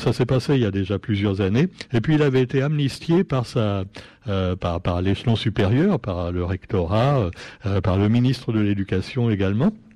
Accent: Réunion; chez nous, à La Réunion

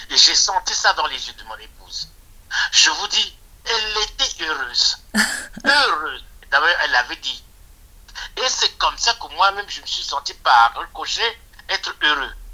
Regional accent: Republic of the Congo; moved away as an adult; now in France; Je suis du Congo-Brazzaville

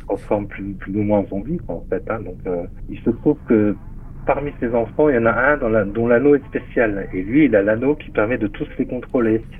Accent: Metz, Grand Est, France; ça se passe en Lorraine, à Metz. Hein. C'est ma ville natale, là où je suis né

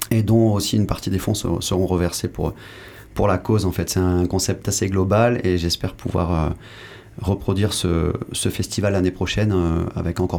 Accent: Mali; also born or lived in Senegal / Guadeloupe; je, suis né au Sénégal, ensuite j'ai grandi euh, au Mali, puis en Guadeloupe.

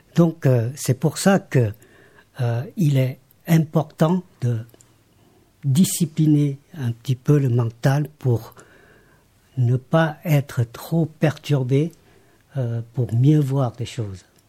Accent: Laos; moved away as an adult; now in France; je suis né au Laos, je rappelle que j'ai quand même grandi jusqu'à euh, l'école secondaire, jusqu'au bac

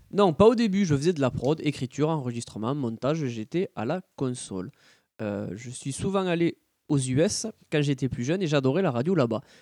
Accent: Grenoble, Auvergne-Rhône-Alpes, France; also born or lived in Paris; Je suis né à Paris, mais j'ai passé mon enfance à Grenoble

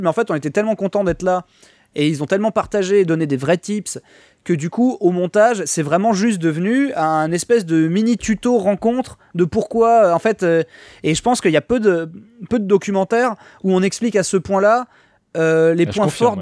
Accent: Niort, Nouvelle-Aquitaine, France; je suis de Niort, à la base

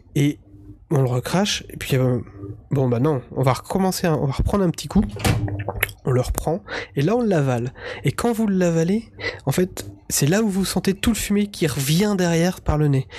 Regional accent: Breton, Brittany, France; en tant que breton

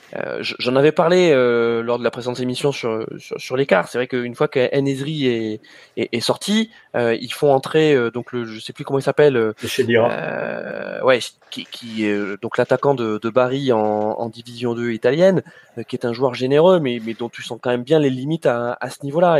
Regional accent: France; en tant que Français

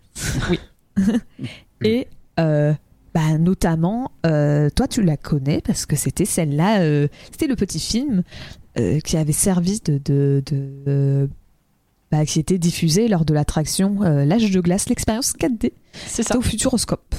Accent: France; en tant que Français.

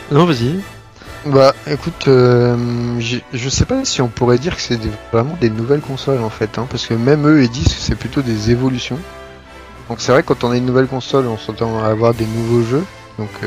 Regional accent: France; comme on est français

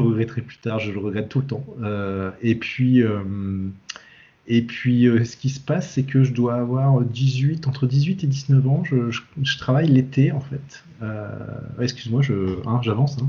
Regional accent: Brittany, France; moi je suis breton

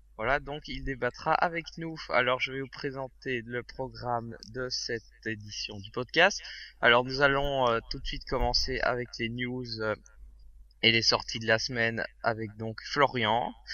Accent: Belgium; chez nous en Belgique

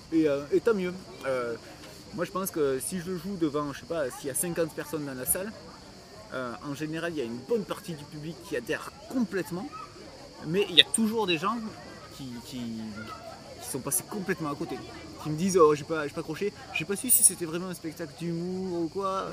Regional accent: Montpellier, Occitania, France; je viens de Montpellier

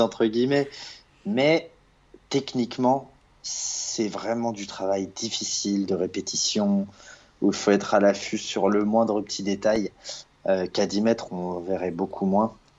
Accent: Lyon, Auvergne-Rhône-Alpes, France; also born or lived in Strasbourg; now in Paris, France; je suis de Lyon

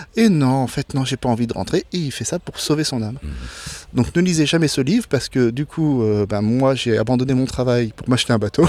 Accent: Blois, Centre-Val de Loire, France; je suis né à Blois, donc dans, la, dans les terres.

